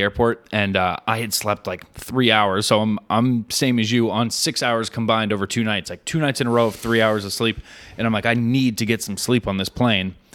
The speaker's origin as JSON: {"language": "English", "region": "New Hampshire", "country": "United States", "said": "I'm from New Hampshire."}